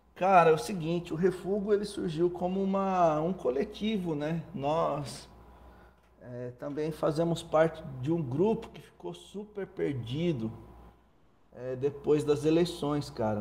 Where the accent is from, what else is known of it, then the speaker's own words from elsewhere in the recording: Cordeirópolis, São Paulo, Brazil; eu sou paulistano, nasci no bairro do Cambuci, em São Paulo, mas cresci em Cordeirópolis